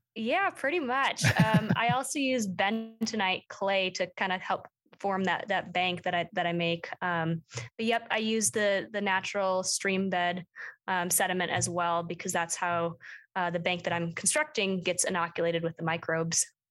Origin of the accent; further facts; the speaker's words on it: Plymouth, Minnesota, United States; moved away as an adult; now in Bozeman, United States; I grew up in Minnesota, um, just outside the Twin Cities